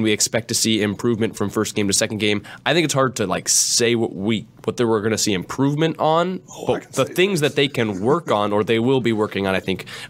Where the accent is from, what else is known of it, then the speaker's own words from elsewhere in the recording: San Jose, California, United States; I'm from San Jose.